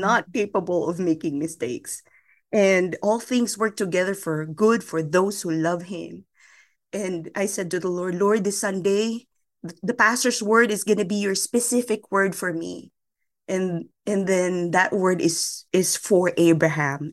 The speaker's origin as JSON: {"language": "English", "country": "Philippines", "tie": "born or raised there", "said": "I was born and raised in the Philippines"}